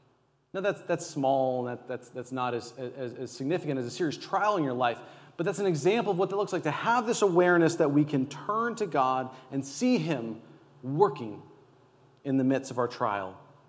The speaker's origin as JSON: {"language": "English", "region": "California", "country": "United States", "said": "But if you know, being a Californian, how much we need it, it allows you to see it differently, right?"}